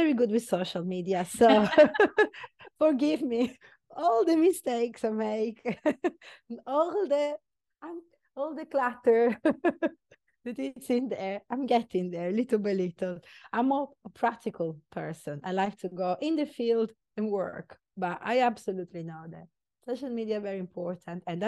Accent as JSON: {"language": "English", "region": "Sicily", "country": "Italy", "moved": "yes", "said": "I am very Italian. I'm from Sicily."}